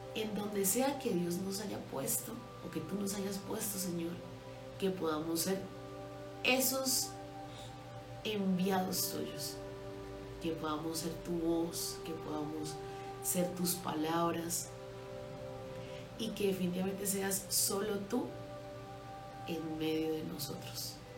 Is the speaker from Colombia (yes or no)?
yes; Colombia; somos colombianos